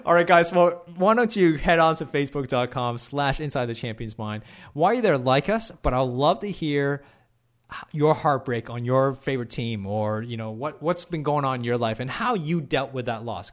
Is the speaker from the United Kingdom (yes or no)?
no; Canada; moved away as an adult; now in Australia; I live in Canada. When I, when I was born in Canada